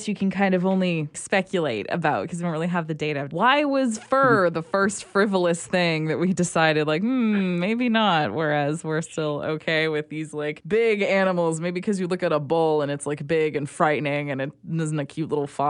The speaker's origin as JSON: {"language": "English", "town": "Calgary", "region": "Alberta", "country": "Canada", "said": "I'm from Calgary."}